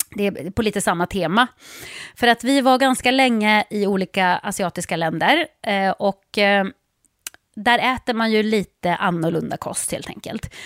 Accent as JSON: {"language": "Swedish", "country": "Sweden", "said": "hemma i Sverige"}